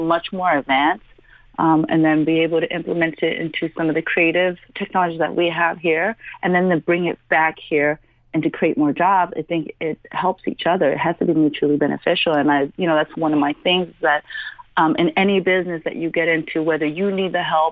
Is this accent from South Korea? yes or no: yes; South Korea; moved away; I'm from Korea